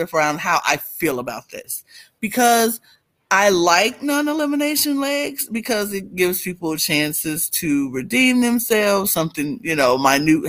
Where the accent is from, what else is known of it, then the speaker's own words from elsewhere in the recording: Birmingham, Alabama, United States; Will and Abby, my hometown people from Birmingham, Alabama